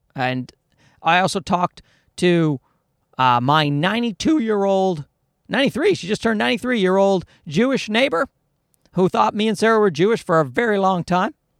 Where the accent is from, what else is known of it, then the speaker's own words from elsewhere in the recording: Newfoundland and Labrador, Canada; moved away; I'm from Newfoundland in Canada